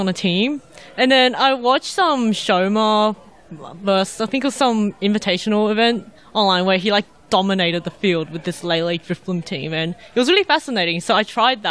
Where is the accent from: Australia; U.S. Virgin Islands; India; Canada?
Australia; Sydney, New South Wales; I'm from Sydney